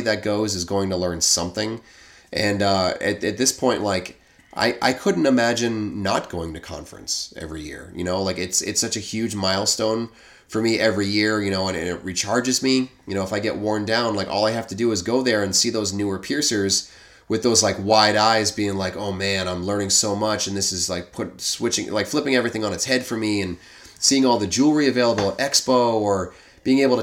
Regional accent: New England, United States; accent: New England

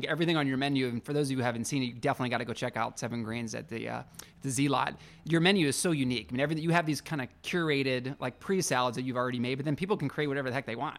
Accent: Pittsburgh, Pennsylvania, United States; So every salad that I've ever ordered for my entire life growing up in Pittsburgh

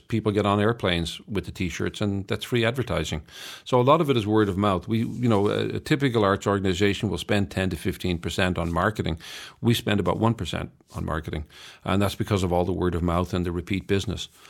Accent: Ireland; I'm Irish

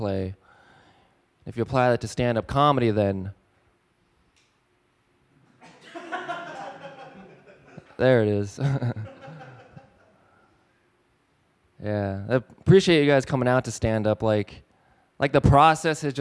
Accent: Arizona, United States; now in Detroit, United States; I live in Detroit. I'm not from here, though. Like, I'm from Arizona.

